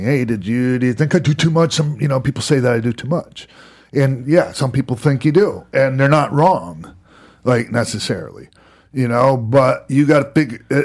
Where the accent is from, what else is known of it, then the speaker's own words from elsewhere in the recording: Florida, United States; When I was growing up in Florida